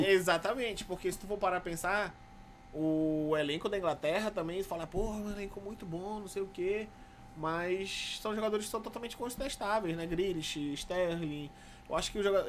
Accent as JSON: {"language": "Portuguese", "country": "Brazil", "said": "eu sou brasileiro"}